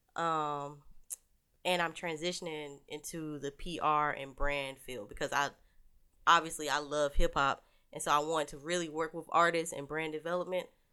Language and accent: English; Warrenton, North Carolina, United States; Because I'm from the country. I'm from Warrenton, North Carolina